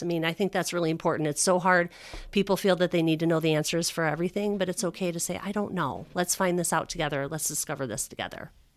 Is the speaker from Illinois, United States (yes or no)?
yes; Northwest suburbs, Illinois, United States; I grew up in the Northwest suburbs